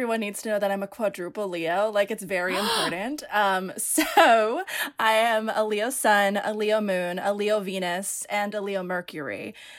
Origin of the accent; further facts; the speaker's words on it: Philippines; And when I'm Filipino. So Filipinos, they don't celebrate sweet 16s. They celebrate debuts, spelled like debut.